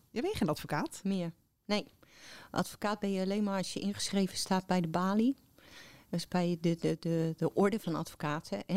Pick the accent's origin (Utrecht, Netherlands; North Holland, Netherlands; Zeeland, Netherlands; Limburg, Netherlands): Utrecht, Netherlands; born there; Nee, ik ben geboren in Utrecht.